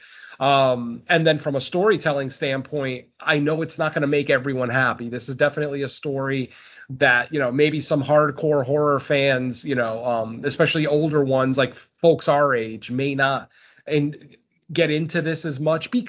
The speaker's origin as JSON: {"language": "English", "region": "Connecticut", "country": "United States", "said": "I am from Connecticut."}